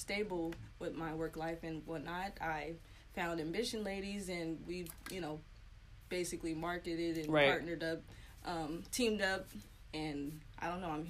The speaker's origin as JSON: {"language": "English", "town": "San Diego", "region": "California", "country": "United States", "tie": "born or raised there", "also_born_or_lived": "Orlando, Florida", "said": "I was born there. My dad was in the Navy, but I was raised primarily in San Diego."}